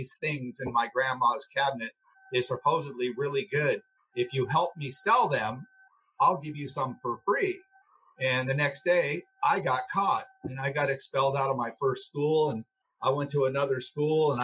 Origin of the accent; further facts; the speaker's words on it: Los Angeles, California, United States; I grew up here in Los Angeles. I actually grew up in a motel over on La Cienega Boulevard